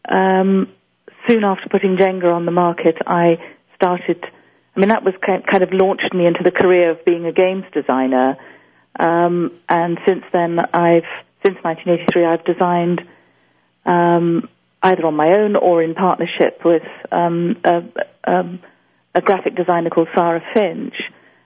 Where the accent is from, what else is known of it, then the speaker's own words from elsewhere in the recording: Tanzania; also born or lived in West Africa; I was born in East Africa, in Tanzania, and raised in East Africa, but also we moved to West Africa at certain points